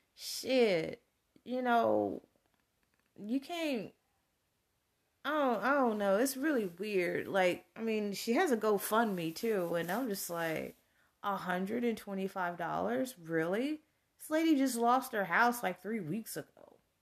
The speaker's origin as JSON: {"language": "English", "region": "Texas", "country": "United States", "tie": "born or raised there", "said": "come from a very rural small, uh, Texas town"}